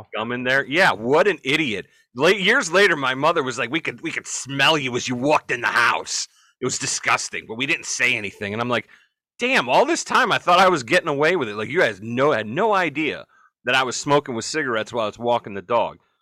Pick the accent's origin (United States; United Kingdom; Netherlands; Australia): United States; Ohio; we're, we're from Ohio